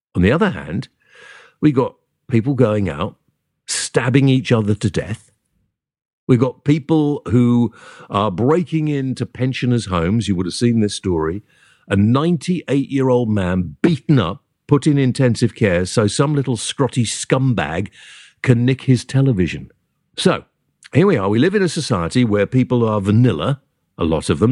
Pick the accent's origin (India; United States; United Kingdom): United Kingdom; I'm British